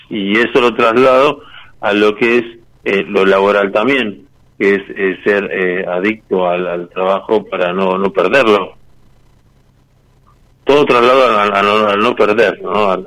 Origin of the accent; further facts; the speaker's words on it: Mar del Plata, Buenos Aires Province, Argentina; De Mar del Plata.